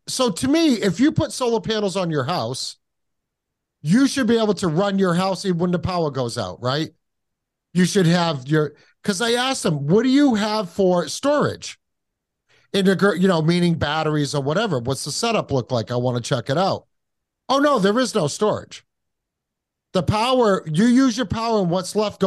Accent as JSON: {"language": "English", "area": "the Northeast", "region": "New England", "country": "United States", "said": "I am from the Northeast, and I do know that it's cold 7 months out of the year here."}